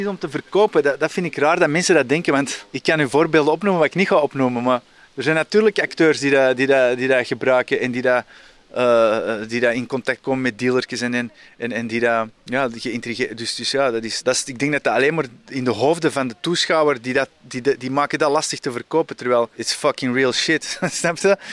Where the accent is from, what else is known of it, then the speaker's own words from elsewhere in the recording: Antwerp, Flanders, Belgium; ik ben zelf opgegroeid in Antwerpen.